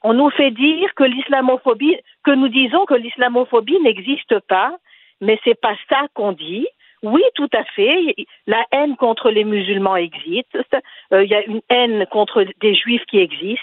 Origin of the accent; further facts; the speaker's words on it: Tunisia; je suis tunisienne